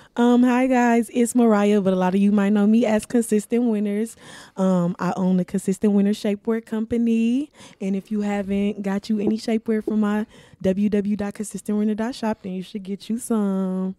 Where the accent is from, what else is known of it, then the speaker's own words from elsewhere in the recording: Milwaukee, Wisconsin, United States; I was born and raised here in Milwaukee, Wisconsin